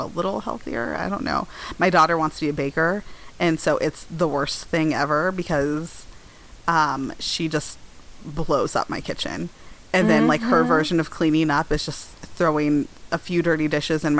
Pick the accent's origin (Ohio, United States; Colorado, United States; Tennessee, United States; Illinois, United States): Colorado, United States; Denver; also born or lived in East Coast; I grew up in Denver